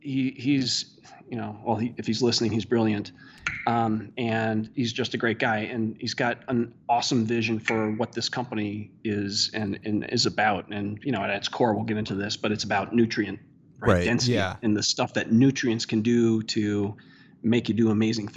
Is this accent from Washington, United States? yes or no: yes; Washington, United States; also born or lived in Panama / Oklahoma / Texas / Fort Campbell, Kentucky; I grew up out in Washington State and moved out there when I was like 9 or 10